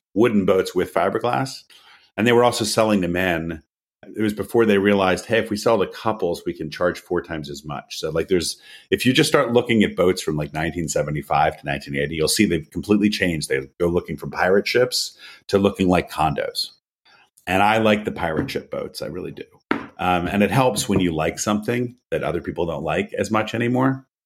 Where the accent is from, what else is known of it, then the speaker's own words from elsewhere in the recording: United States; moved away as an adult; also born or lived in Philadelphia / San Francisco / New York; I grew up sailing on the Chesapeake Bay with my dad